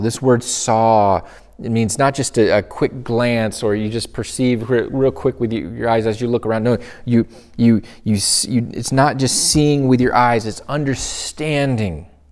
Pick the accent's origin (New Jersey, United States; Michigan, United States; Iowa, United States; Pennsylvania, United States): Michigan, United States; moved away as an adult; my home state, the place that I grew up in, my hometown